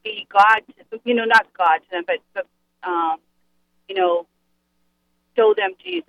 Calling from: Worcester, Massachusetts, United States; Yes, I'm from Worcester.

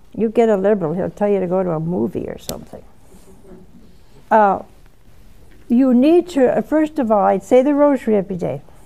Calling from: Steubenville, Ohio, United States; I'm calling from Steubenville, Ohio.

